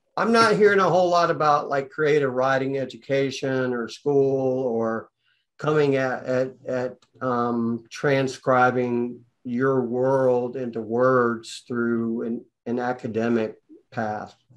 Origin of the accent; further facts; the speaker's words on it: Atlanta, Georgia, United States; I'm from Atlanta